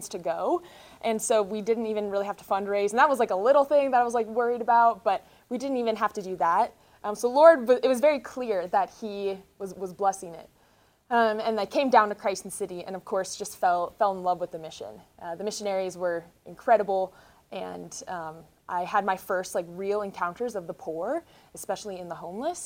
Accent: North Dakota, United States; moved away as an adult; now in Denver, United States; I'm originally from North Dakota

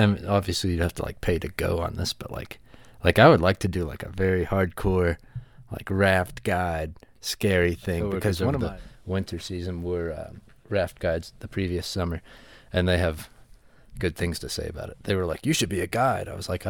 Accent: West Virginia, United States; And I am from, not to brag here, I am from

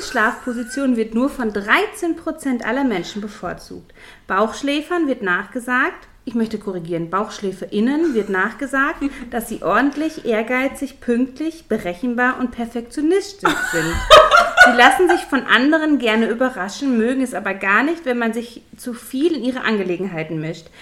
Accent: Ruhr area, North Rhine-Westphalia, Germany; hier bei uns im Pott

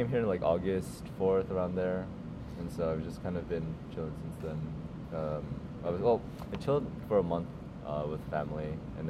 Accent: North Carolina, United States; moved away as an adult; now in Japan; I was born in Japan at first, and I lived here until I was four. But then, kind of for the purpose of education, my parents wanted me to have an American education, so I moved to the U.S. and I lived in North Carolina.

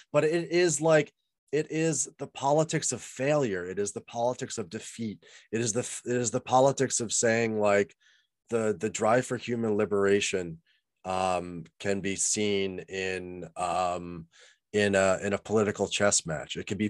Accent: United States; as an American

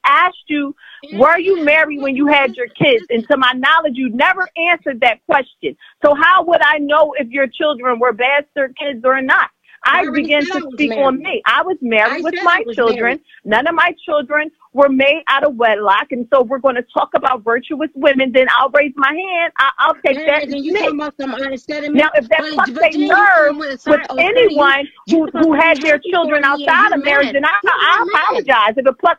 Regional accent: Philadelphia, Pennsylvania, United States; I'm from Philly.

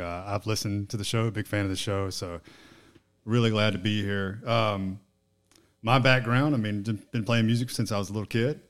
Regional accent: North Carolina, United States; accent: Southern drawl; now in Houston, United States; I'm from North Carolina.

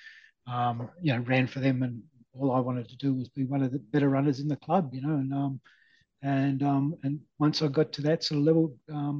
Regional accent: Canberra, Australian Capital Territory, Australia; born there; Yeah, I was born in 1961 in Canberra, actually.

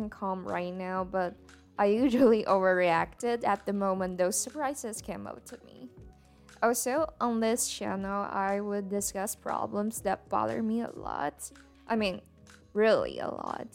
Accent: Taiwan; first language Mandarin; English is a second language; And I'm a Mandarin native speaker. I'm a Taiwanese

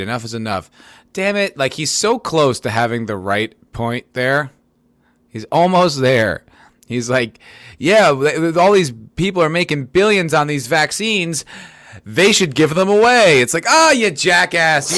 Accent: New Jersey, United States; I grew up in New Jersey

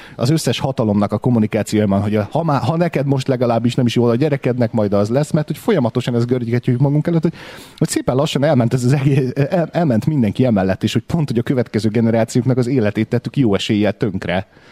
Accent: Hungary; Mi egyszerűen fiatalok vagyunk itt

